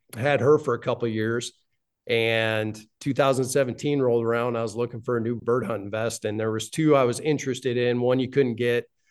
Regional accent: Wyoming, United States; Both my wife and I were born and raised in Wyoming.

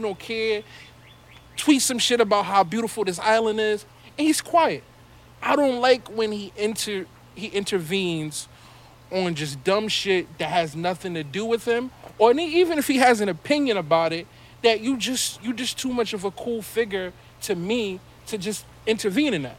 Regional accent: New York City, New York, United States; we're we're from Brooklyn

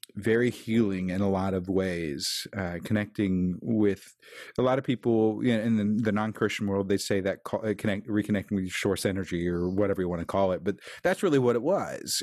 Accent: Kansas City, Missouri, United States; I'm from Kansas City

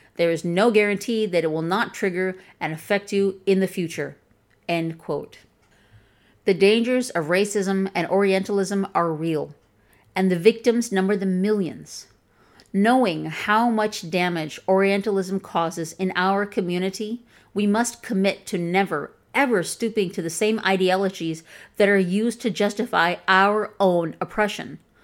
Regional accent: Chicago, Illinois, United States; accent: Chicagoan, Midwestern; first language English; My accent is from Chicago.

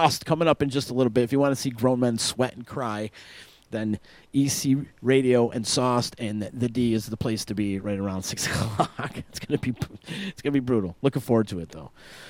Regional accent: Utica, New York, United States; because I'm from East Utica.

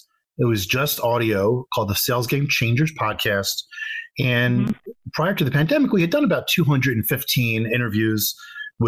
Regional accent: Philadelphia, Pennsylvania, United States; I grew up in Philadelphia, Pennsylvania

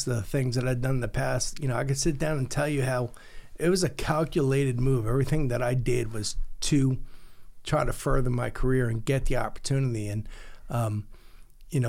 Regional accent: Long Island, New York, United States; I'm from Long Island

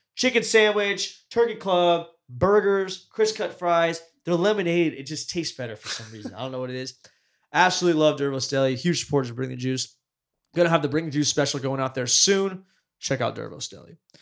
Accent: Fresno, California, United States; we grew up in Fresno

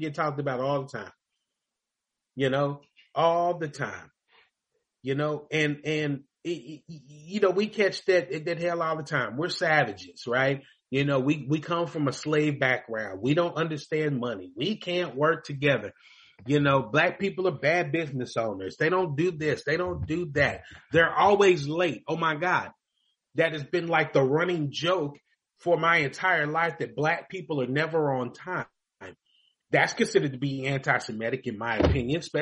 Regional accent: Louisville, Kentucky, United States; moved away; I grew up in Louisville, Kentucky.

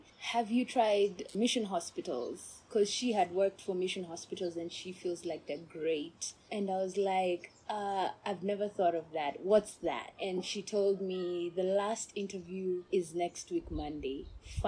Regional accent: Botswana; accent: not Kenyan; moved away as an adult; also born or lived in Russia; now in Kenya; I was born in Kenya. Okay. My parents are Kenyan. But when I was five, my dad is a civil engineer. So when I was five, my dad applied for a job with the government of Botswana, and he got it

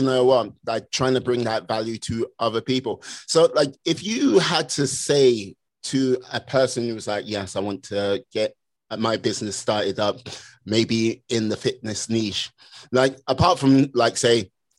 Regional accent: Wales, United Kingdom; I'm from the UK, the land of dragons

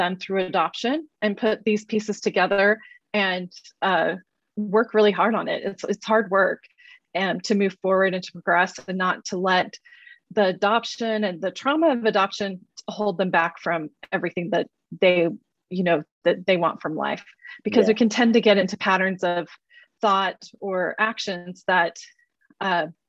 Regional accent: Oklahoma, United States; also born or lived in Utah; I was born in the state of Utah and immediately adopted to, well, not immediately, after 9 weeks, that I was adopted and raised in Oklahoma.

